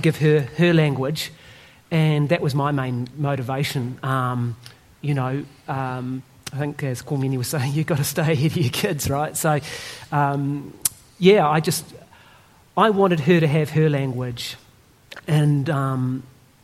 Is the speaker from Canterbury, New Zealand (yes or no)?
yes; Christchurch, Canterbury, New Zealand; I grew up in Christchurch, Pākehā family